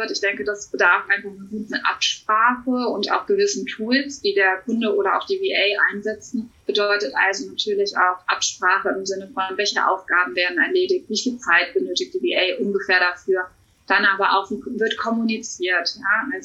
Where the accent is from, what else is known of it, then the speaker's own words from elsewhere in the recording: Cologne, North Rhine-Westphalia, Germany; Ja, ich bin Expertin für virtuelle Assistenz, 34 Jahre aus Köln.